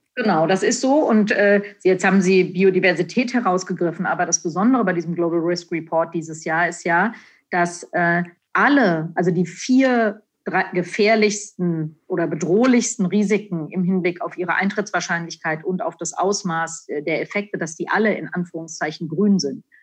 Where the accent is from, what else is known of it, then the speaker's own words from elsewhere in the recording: Frankfurt, Hesse, Germany; Also ich bin in Frankfurt aufgewachsen, in, in der Nähe von Frankfurt.